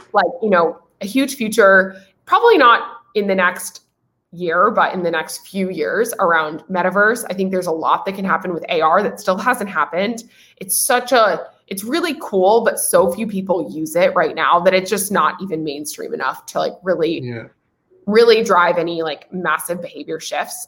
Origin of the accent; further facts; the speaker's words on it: Nashville, Tennessee, United States; moved away as an adult; also born or lived in California; I'm originally from Nashville, Tennessee, uh, southeast part of the United States, Music City, um, amazing place to grow up